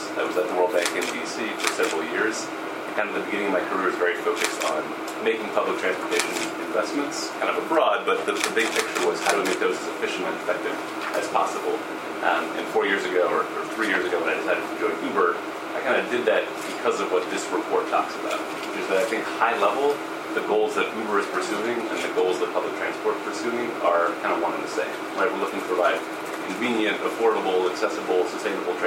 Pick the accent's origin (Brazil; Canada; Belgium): Canada; now in United States; I grew up in Canada.